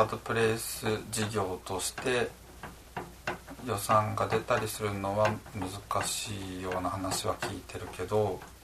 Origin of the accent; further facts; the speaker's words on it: Tokyo, Japan; moved away as an adult; also born or lived in Egypt; now in Asago, Japan; 東京の実家で一年間ニートした